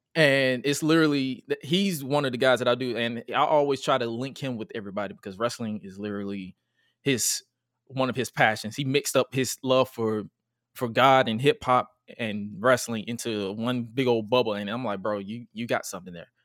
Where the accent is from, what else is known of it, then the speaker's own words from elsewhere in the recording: Atlanta, Georgia, United States; I'm from, I'm from Atlanta, G